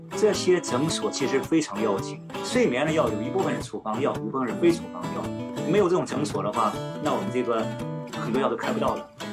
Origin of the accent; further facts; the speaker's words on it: China; 我们中国人讲闻鸡起舞，是吧？